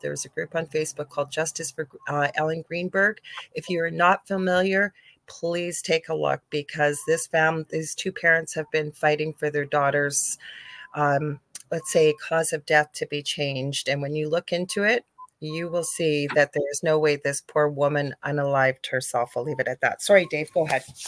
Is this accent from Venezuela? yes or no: no; Canada; I'm a Canadian clairvoyant medium